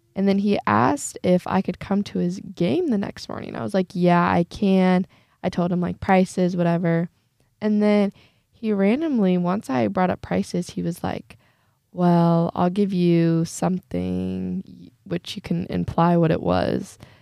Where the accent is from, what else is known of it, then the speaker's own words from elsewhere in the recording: Northeast Indiana, United States; I'm seventeen years old and I'm from Northeast Indiana